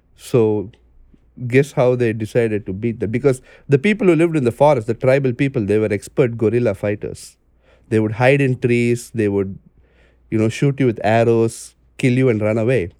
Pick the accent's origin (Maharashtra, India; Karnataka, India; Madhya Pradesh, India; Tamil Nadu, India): Maharashtra, India; Mumbai; also born or lived in Chennai; I grew up in Bombay instead of Chennai, where, you know, my family is from